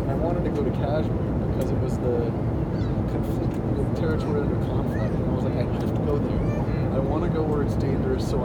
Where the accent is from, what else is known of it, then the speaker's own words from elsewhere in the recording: New Jersey, United States; recently, I'm from New Jersey.